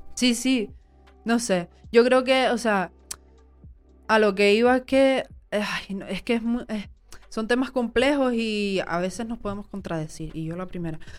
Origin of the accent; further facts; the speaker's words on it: Tenerife, Canary Islands, Spain; Soy, soy tinerfeña, soy canaria, soy mujer